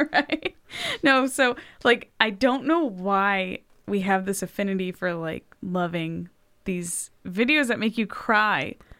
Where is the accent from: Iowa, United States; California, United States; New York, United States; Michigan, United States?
California, United States; Los Angeles; moved away as an adult; now in Texas, United States; I come from Los Angeles